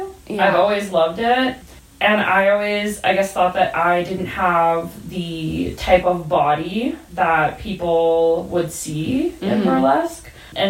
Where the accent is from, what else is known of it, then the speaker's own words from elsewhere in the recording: Camrose, Alberta, Canada; I grew up about 45 minutes south of Edmonton in a place called Camrose.